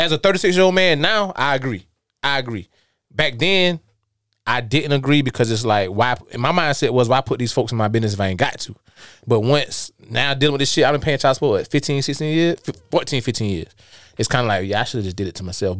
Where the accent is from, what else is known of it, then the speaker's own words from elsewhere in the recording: Darlington, South Carolina, United States; moved away; I came from South Carolina. I came from Darlington